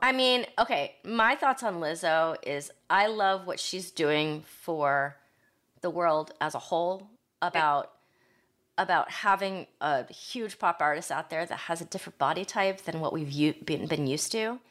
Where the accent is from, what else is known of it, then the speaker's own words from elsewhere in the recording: Ohio, United States; moved away; growing up in Ohio